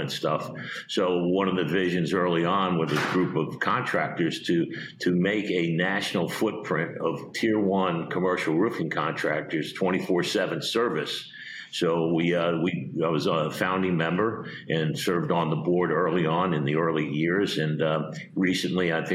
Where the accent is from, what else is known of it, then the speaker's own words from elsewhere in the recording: Long Island, New York, United States; moved away as an adult; also born or lived in Atlanta, Georgia / Arizona / Fort Lauderdale, Florida; now in Florida, United States; I grew up in Long Island